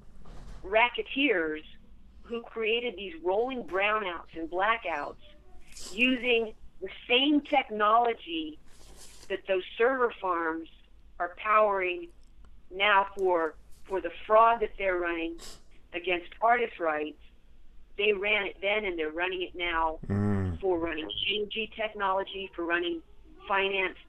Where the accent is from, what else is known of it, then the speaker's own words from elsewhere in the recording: Texas, United States; my home state, Texas